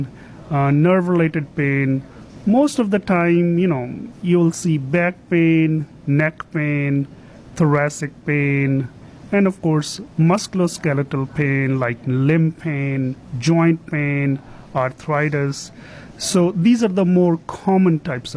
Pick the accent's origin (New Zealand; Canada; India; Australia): India; moved away as an adult; also born or lived in Rochester, New York; now in United States; originally, I am from India